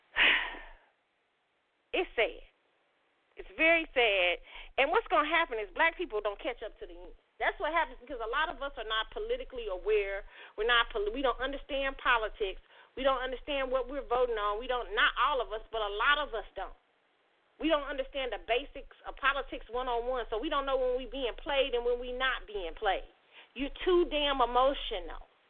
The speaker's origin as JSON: {"language": "English", "country": "United States"}